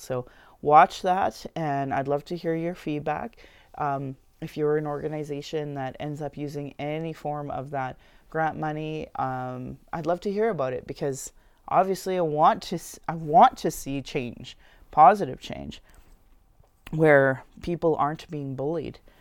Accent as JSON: {"language": "English", "town": "Sylvan Lake", "region": "Alberta", "country": "Canada", "tie": "born or raised there", "lives_now": "Calgary, Canada", "said": "I grew up in Sylvan Lake where this was a hockey town."}